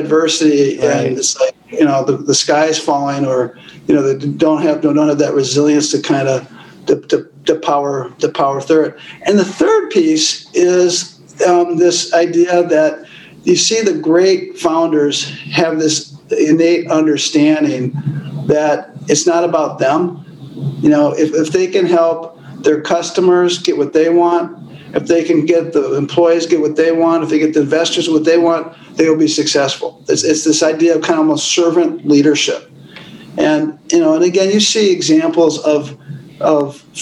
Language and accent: English; Minneapolis, Minnesota, United States; I grew up in Minneapolis, public schools, public college